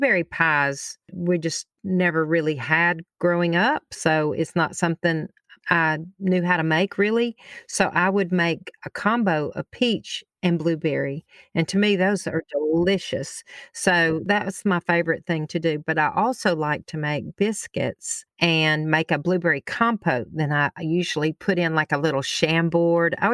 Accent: Alabama, United States; I'm from Alabama

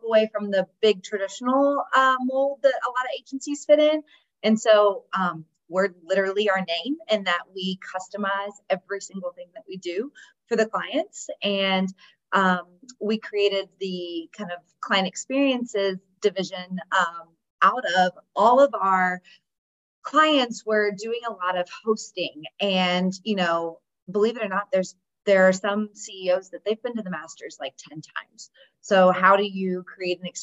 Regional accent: Indiana, United States; I am from Indiana. I'm a proud Hoosier. Grew up in a town.

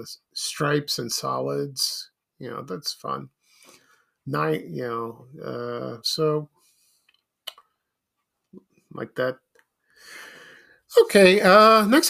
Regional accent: Chicago, Illinois, United States; My family and I moved from South Shore to Roseland in 1969. We lived in an apartment building above a shoe store

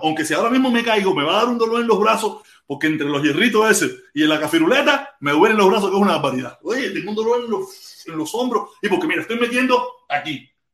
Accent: Pinar del Río, Cuba; moved away; yo soy pinareño

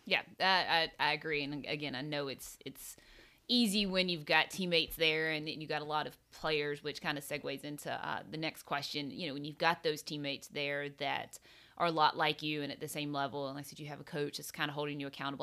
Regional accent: South Carolina, United States; playing junior golf growing up in South Carolina

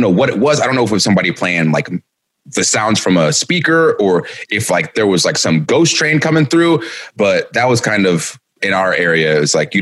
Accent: Marietta, Georgia, United States; I grew up in Marietta, Georgia

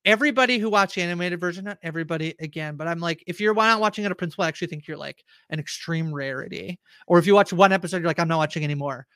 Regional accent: Canada; I'm Canadian

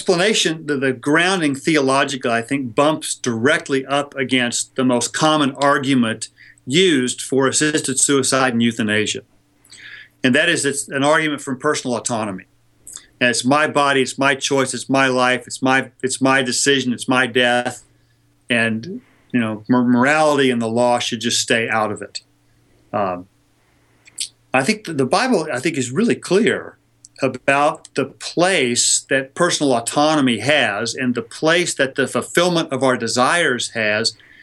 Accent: California, United States; my home state of California

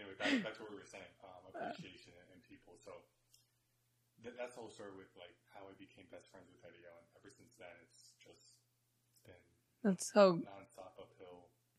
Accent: San Antonio, Texas, United States; So everyone's saying where they're from. And we both said we're from San Antonio.

